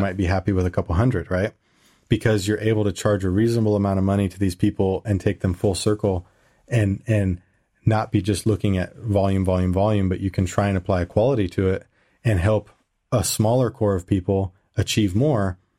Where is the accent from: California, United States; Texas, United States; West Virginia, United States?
California, United States; moved away as an adult; also born or lived in Indiana; now in Germany; I moved to California from Indiana, which that's a, a long story how I ended up in Indiana for a while. But I went back to California